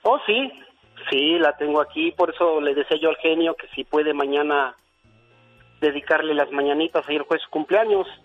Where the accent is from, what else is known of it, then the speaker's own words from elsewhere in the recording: State of Mexico, Mexico; moved away; yo soy del, Estado de México